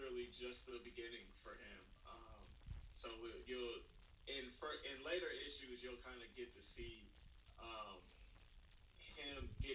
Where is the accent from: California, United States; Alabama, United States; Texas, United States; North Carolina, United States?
California, United States; Oakland; moved away as an adult; now in Los Angeles, United States; I'm from Oakland, and I moved down to Los Angeles in 2012